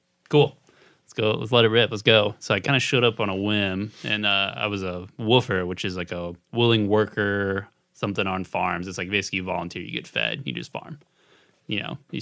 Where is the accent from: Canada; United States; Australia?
United States; Boerne, Texas; moved away as an adult; also born or lived in Austin, Texas; now in San Antonio, United States; I'm from Bernie originally